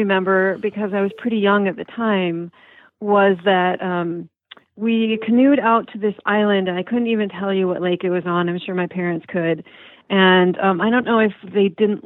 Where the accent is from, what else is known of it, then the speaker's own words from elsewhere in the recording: Marquette, Michigan, United States; moved away as an adult; also born or lived in Fargo, North Dakota / East Lansing, Michigan; I grew up there in Marquette and went to high school there, and then I went to college at Michigan State